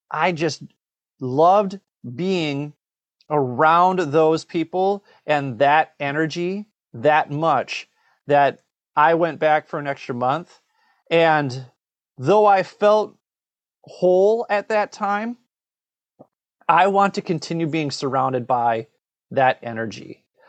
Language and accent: English; Minnesota, United States; moved away; also born or lived in Korea; I'm from Minnesota. We have ten thousand lakes. So I lived across the street from a lake